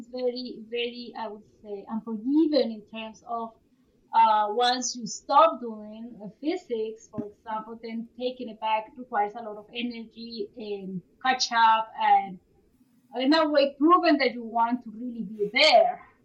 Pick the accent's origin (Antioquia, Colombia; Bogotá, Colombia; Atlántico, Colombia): Bogotá, Colombia; moved away as an adult; also born or lived in Bloomington, Indiana, United States / North Carolina, United States; now in Guelph, Canada; So I was born in Bogota, Colombia. So that's where I did my undergrad